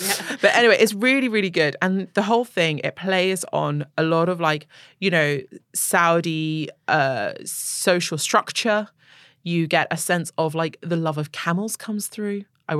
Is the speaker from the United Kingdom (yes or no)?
yes; England, United Kingdom; even as somebody who's, you know, growing up in England, I'm kind of like, okay, I get that American narrative.